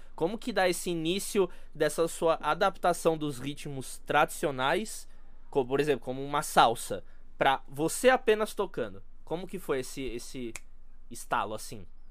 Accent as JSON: {"language": "Portuguese", "country": "Brazil", "said": "a gente é brasileiro"}